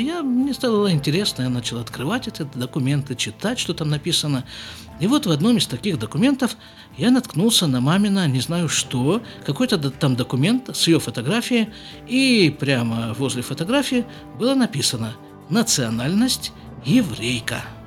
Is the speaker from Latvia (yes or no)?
no; Krasnoyarsk, Krasnoyarsk Krai, Russia; moved away as an adult; also born or lived in Jerusalem; now in Israel; В нашей семье, которая поселилась в Красноярске